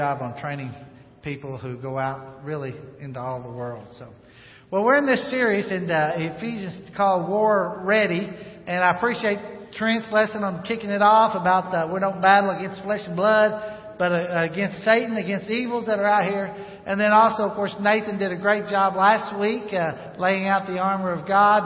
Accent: North Arkansas, United States; I grew up in North Arkansas.

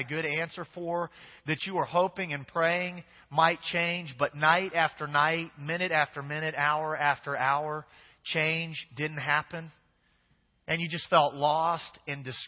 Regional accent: Kansas, United States; now in Louisiana, United States; I'm from Kansas originally.

